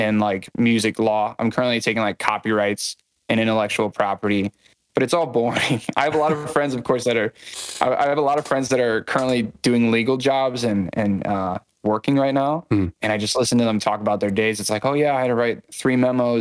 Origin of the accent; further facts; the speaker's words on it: Morris, Illinois, United States; moved away as an adult; also born or lived in Naperville, Illinois; now in Chicago, United States; I'm from a smaller town in Illinois called Morris, but I just moved to Chicago in the last year